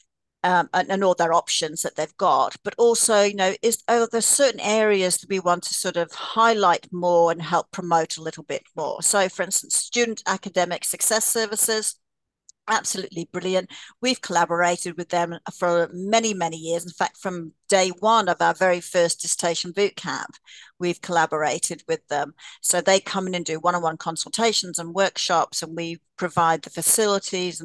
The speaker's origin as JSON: {"language": "English", "country": "Australia", "moved": "yes", "lives_now": "Canada", "said": "I'm Australian"}